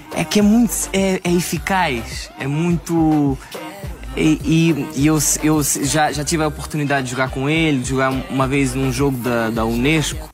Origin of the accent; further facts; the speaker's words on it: Portugal; eu sou português